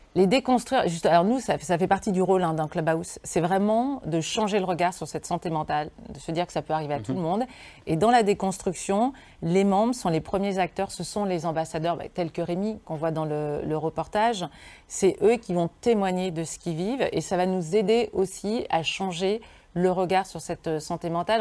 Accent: Lyon region, Auvergne-Rhône-Alpes, France; dans ma région d'origine

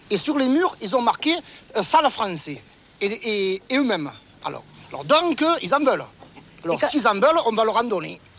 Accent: Vienne, Auvergne-Rhône-Alpes, France; J'ai à peu près la même histoire, je viens d'un quartier populaire, je suis plutôt de Vienne, voilà, je suis aussi d'origine algérienne.

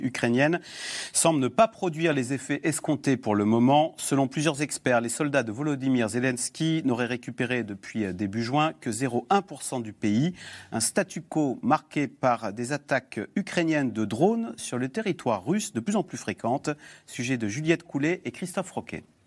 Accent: France; nous sommes français, nous ne sommes pas polonais.

